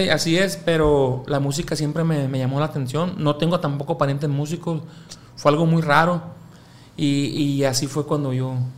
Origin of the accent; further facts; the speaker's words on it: Mazatlán, Sinaloa, Mexico; also born or lived in Chihuahua; Yo soy de aquí de Mazatlán, Sinaloa, pero mi carrera inició en Chihuahua, Chihuahua capital.